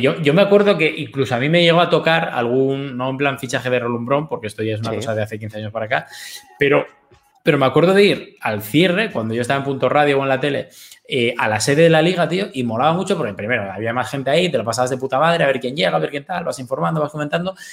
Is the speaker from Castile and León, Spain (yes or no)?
no; Gijón, Asturias, Spain; yo soy de Gijón y tal, pero eh, los de Gijón tenemos un poco de carácter también